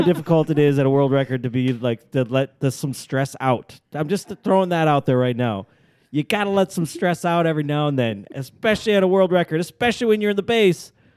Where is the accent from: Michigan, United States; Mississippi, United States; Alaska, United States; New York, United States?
Alaska, United States; I'm from Alaska, everybody knows I'm from Alaska.